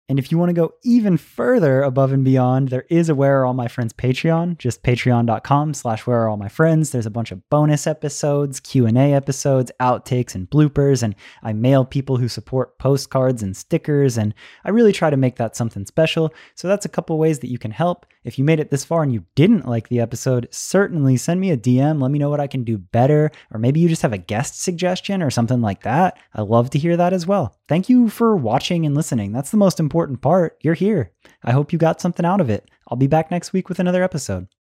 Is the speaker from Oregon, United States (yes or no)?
no; Florida, United States; I grew up in Florida